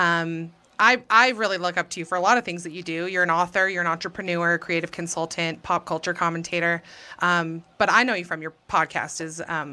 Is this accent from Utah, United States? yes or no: yes; Alpine, Utah, United States; I'm from here. So I grew up in Alpine